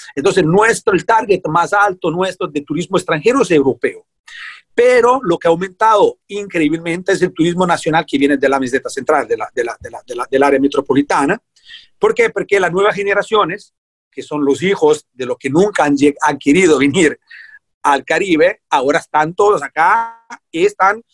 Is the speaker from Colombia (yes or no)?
no; Italy; moved away as an adult; now in Puerto Viejo, Costa Rica; Yo soy italiano